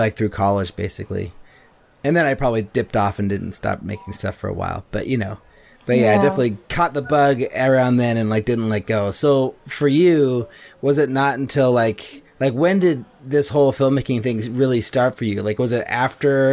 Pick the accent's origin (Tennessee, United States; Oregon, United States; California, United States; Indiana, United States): California, United States; Berkeley; now in Oakland, United States; growing up in Berkeley